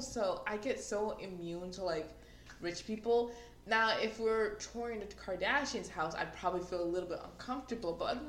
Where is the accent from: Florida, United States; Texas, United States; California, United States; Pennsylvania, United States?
Florida, United States; we're from Florida